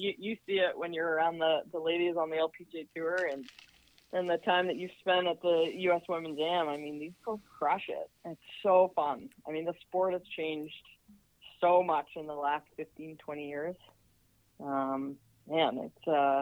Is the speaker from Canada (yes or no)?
yes; Canada; also born or lived in Dallas, Texas / Kent State, Ohio; now in Ann Arbor, United States; as a Canadian